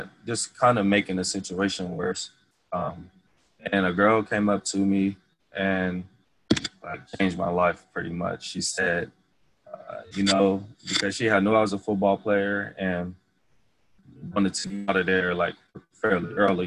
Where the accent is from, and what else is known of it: Ohio, United States; moved away as an adult; also born or lived in Indiana